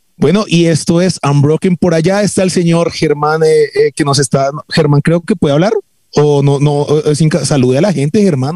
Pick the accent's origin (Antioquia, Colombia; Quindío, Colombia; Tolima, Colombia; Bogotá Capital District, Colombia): Bogotá Capital District, Colombia; Bogotá; en Colombia, los bogotanos, todos, entonces nos volvimos gente que, que le gusta hablar más estilizadamente